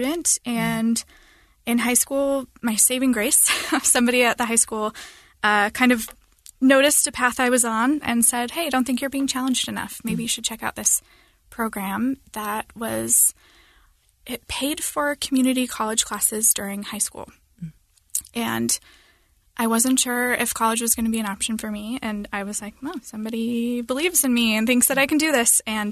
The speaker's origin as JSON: {"language": "English", "town": "Linden", "region": "Arizona", "country": "United States", "tie": "born or raised there", "said": "I'm from Arizona, and I grew up in a small rural area in the mountains of Arizona"}